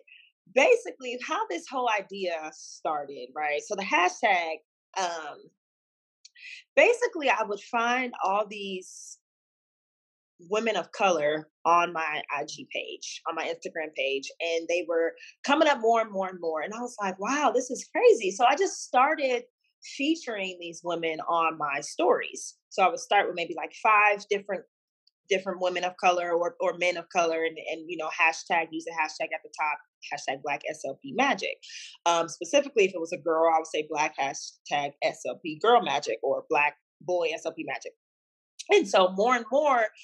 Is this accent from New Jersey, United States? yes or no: no; Houston, Texas, United States; moved away as an adult; also born or lived in Washington, D.C. area; now in Dallas, United States; I'm originally from Houston, but I moved to Dallas just to be a little bit closer to home